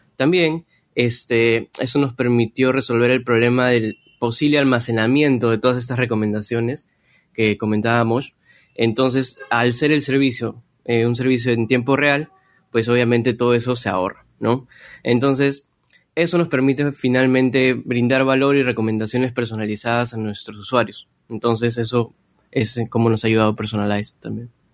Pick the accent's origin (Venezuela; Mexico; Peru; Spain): Peru; now in Lima, Peru; nací en Perú y también resido en Lima